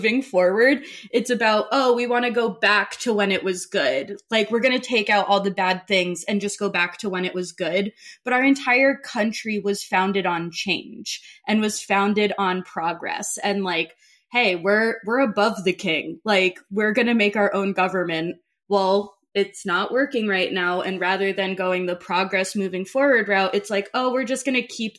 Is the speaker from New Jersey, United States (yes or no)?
yes; New Jersey, United States; I grew up in New Jersey during when 9/11 hit